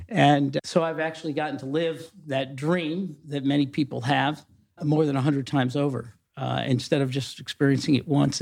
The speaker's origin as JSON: {"language": "English", "town": "Mansfield", "region": "Ohio", "country": "United States", "tie": "born or raised there", "also_born_or_lived": "Columbus, Ohio", "said": "I grew up in Mansfield, Ohio, not very far from here"}